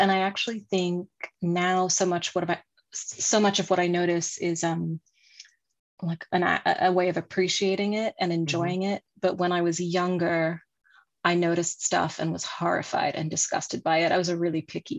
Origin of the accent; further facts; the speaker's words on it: France; also born or lived in Kuwait / Sudan / England; When I was very small, I was in Kuwait and Sudan and England. And then we moved to France when I was 9.